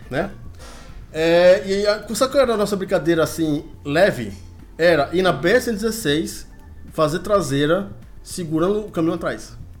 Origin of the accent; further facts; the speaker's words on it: Fortaleza, Ceará, Brazil; Eu sou um menino que nasci em Fortaleza, eu sou um menino urbano, né? Só que na minha urbanice eu morei no interior do Ceará